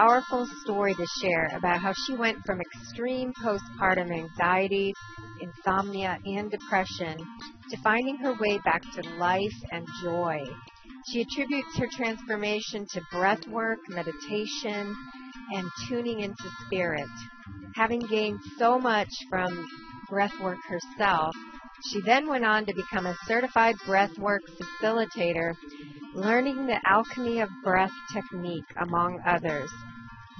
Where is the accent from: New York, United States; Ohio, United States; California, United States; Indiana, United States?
Ohio, United States; Euclid; I was born in Euclid, Ohio